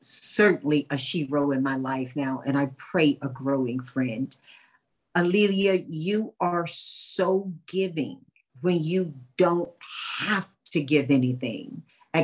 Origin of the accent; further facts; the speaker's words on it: North Carolina, United States; moved away; my hometown of Chalborough